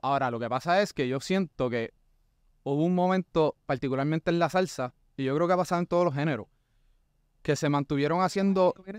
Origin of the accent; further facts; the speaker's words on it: Puerto Rico; somos nosotros como puertorriqueños